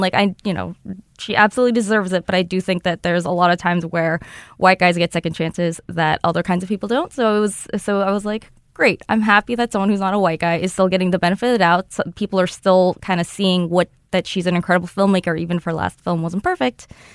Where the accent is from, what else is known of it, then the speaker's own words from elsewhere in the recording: United States; I'm an American person